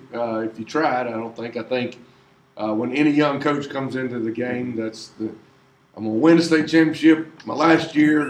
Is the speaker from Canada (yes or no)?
no; Greenwood, South Carolina, United States; moved away as an adult; I grew up in Greenwood